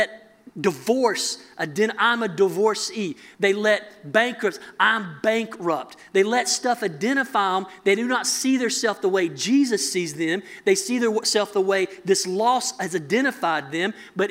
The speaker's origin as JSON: {"language": "English", "region": "mountains of North Carolina", "country": "United States", "said": "I'm from North Carolina, mountains of North Carolina"}